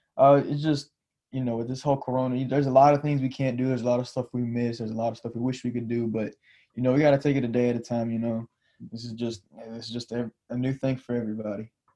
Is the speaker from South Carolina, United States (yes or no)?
yes; Orangeburg, South Carolina, United States; my hometown Orangeburg